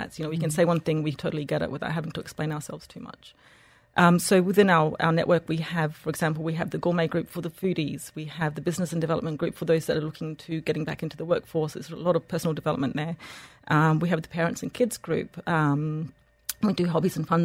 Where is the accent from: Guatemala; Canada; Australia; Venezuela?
Australia; moved away as an adult; also born or lived in Egypt / France / United Kingdom / Switzerland; now in Dubai, United Arab Emirates; I was born and raised in Australia, moved to Egypt, got married there